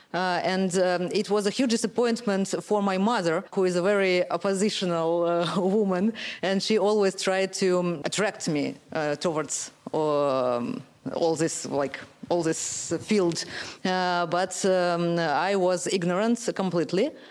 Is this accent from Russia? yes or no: yes; Russia; I'm from Russia